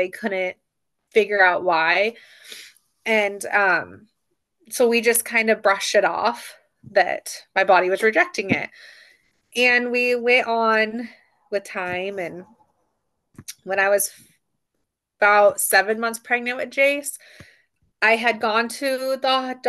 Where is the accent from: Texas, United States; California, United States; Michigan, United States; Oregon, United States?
Oregon, United States; Sandy; moved away as an adult; also born or lived in Montana; I grew up in Sandy, Oregon